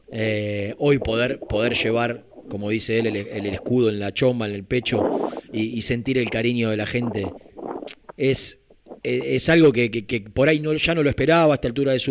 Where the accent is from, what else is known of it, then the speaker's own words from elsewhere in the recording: Lanús, Buenos Aires Province, Argentina; Cuando digo nuestro es porque digo de Valentina Alcina, de Lanús